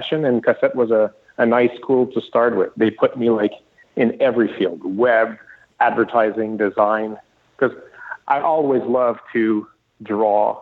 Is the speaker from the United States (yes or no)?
no; Sherbrooke, Quebec, Canada; I'm from Sherbrooke, but it was a small school